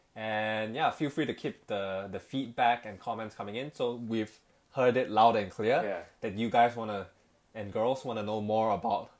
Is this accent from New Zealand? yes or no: no; Petaling Jaya, Selangor, Malaysia; moved away as an adult; now in Hong Kong; born and raised in Malaysia, uh, in the town in a city called uh, Petaling Jaya